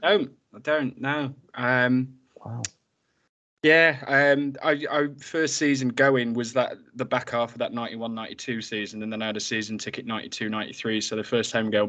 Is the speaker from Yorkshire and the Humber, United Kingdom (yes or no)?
yes; Grimsby, Yorkshire and the Humber, United Kingdom; I'm from Grimsby as well